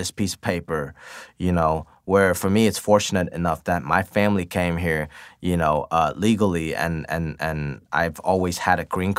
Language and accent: English; United States; But for me, growing up in America, I chose to pursue my dreams a little more.